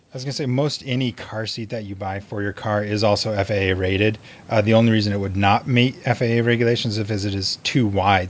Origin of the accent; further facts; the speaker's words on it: Montana, United States; some of my you know Montana brethren